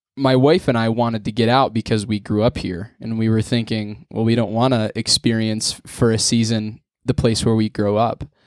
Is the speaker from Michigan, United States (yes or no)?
no; near Wellsboro, Pennsylvania, United States; also born or lived in Mansfield, Pennsylvania; I'm not from Wellsboro, I'm a town half hour away